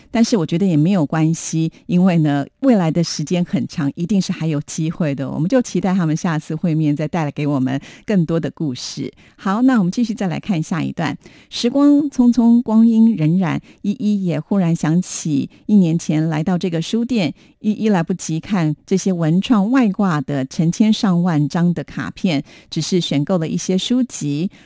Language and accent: Chinese; Taipei, Taiwan; 我从小住在大直